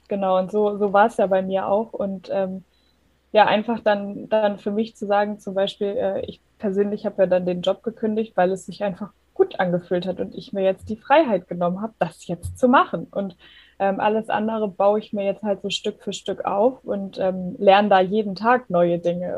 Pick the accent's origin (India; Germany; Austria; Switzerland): Germany; komme aus der Nähe von Hamburg. Ich lebe hier mit meinem Mann